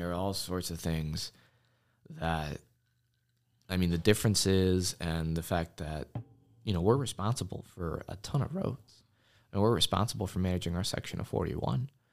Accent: Washington, District of Columbia, United States; moved away as an adult; now in Oshkosh, United States; I was actually born, and my two sisters, they were born in the DC area, but I've been coming up to this area in one way or another since I was a baby.

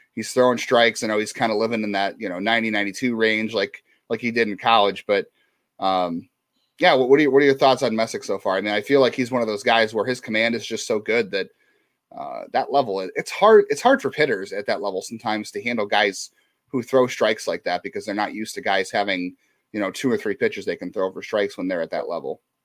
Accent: Wickliffe, Ohio, United States; I grew up in Wycliffe

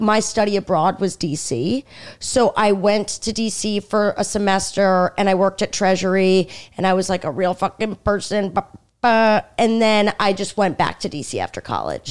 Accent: Stony Brook, New York, United States; moved away as an adult; also born or lived in Washington, D.C. / Michigan; now in New York City, United States; I'm from Long Island

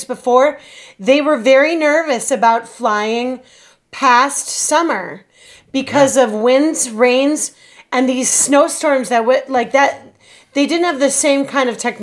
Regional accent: Minnesota, United States; our lovely home state, John and my home state of Minnesota

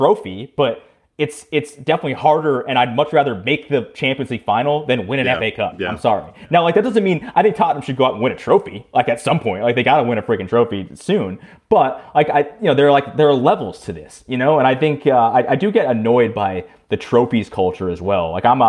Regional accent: United States; I'm American

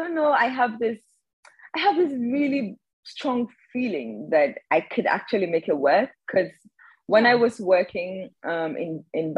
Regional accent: Ghana; I am currently based in Ghana. I was born and raised in Ghana.

